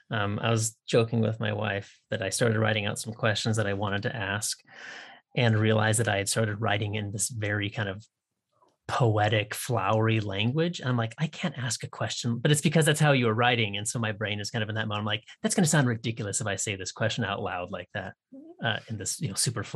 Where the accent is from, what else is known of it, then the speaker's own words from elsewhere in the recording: Washington, United States; I grew up on the Canadian border, you know, north of Seattle.